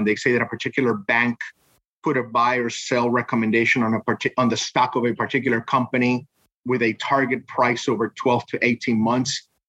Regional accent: Queens, New York, United States; born there; Well, personally, I come from a fairly modest background. I was born in Queens, New York, to Puerto Rican parents, working class parents.

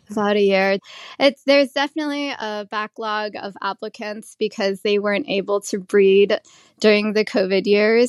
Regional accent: United States; also born or lived in Thailand / Cambodia / Las Vegas; my family came to the U S. I was just about to turn year, two years old

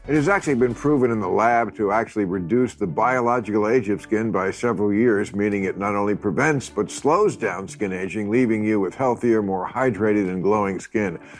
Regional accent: River Vale, New Jersey, United States; I grew up in New Jersey

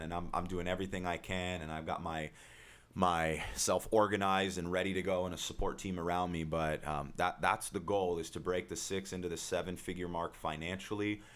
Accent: Huntington Beach, California, United States; born and raised in Huntington Beach

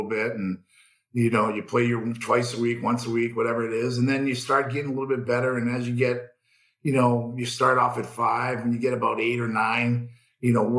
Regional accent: Boston, Massachusetts, United States; I grew up in Boston

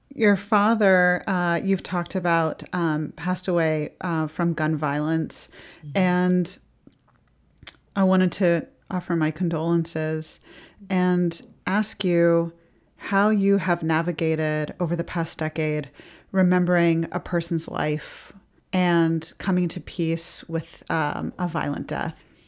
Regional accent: the South, United States; as a Southerner

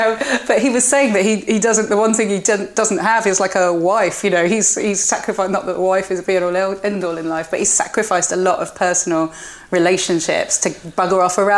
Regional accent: Spain; moved away; because I grew up in Spain and I spend half the year, if I can, in Spain.

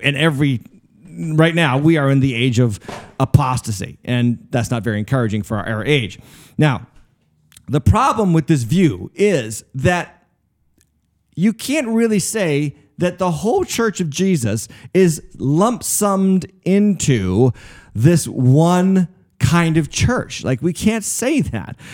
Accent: United States; I am not just a Christian, I'm an American

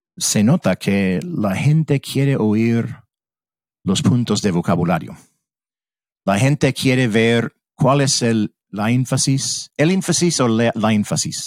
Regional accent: United States; Spanish is a second language; como estadounidense

